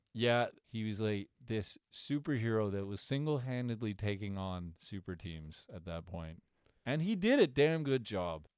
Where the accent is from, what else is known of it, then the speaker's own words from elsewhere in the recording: Canada; as a Canadian